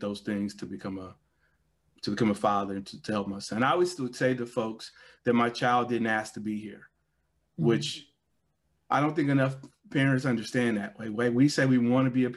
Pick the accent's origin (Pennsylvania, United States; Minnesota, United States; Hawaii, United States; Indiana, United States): Indiana, United States; Gary; Growing up in Gary